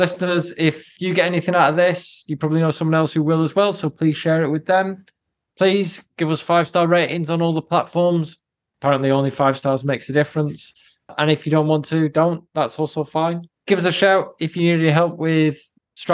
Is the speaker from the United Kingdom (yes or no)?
yes; United Kingdom; the Brits amongst us